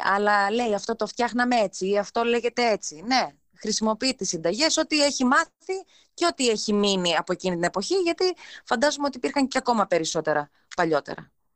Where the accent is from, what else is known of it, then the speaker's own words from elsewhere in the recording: Alexandroupoli, Eastern Macedonia and Thrace, Greece; γεννήθηκα και μεγάλωσα στην Αλεξανδρούπολη.